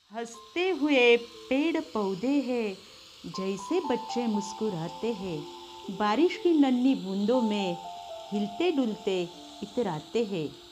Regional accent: Maharashtra, India; first language Marathi; आपण ज्या राज्यामध्ये राहतो म्हणजेच महाराष्ट्र

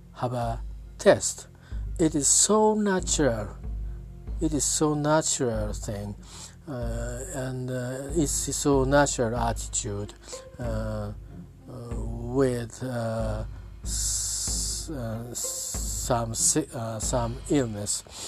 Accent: Yokohama, Kanagawa, Japan; English is a second language; I'm from talking from Japan at my hometown, uh, Yokohama City.

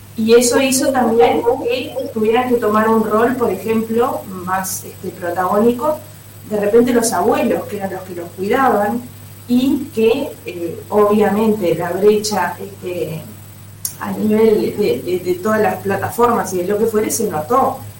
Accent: Uruguay

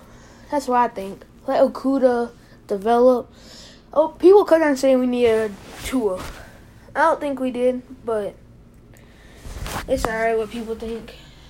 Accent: Detroit, Michigan, United States; my hometown team, Detroit Lions.

